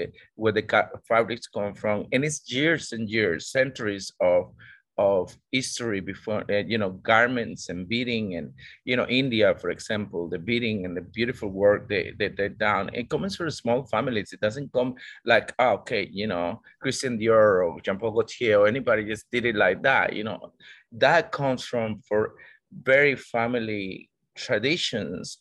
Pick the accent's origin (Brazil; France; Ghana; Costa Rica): Costa Rica; also born or lived in Australia; now in Indonesia; I'm from Costa Rica